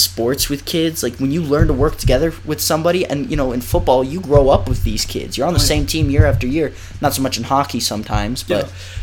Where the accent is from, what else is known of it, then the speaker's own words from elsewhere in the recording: United States; moved away as an adult; being American